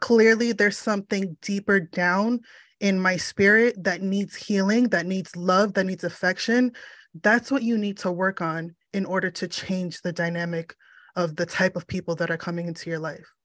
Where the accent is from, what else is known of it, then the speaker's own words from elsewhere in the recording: United States; I am of Puerto Rican descent, but I was born in the States